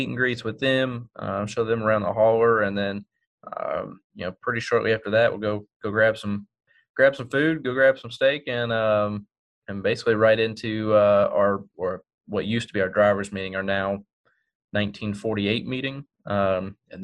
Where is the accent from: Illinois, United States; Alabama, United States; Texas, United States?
Texas, United States; my home state in Texas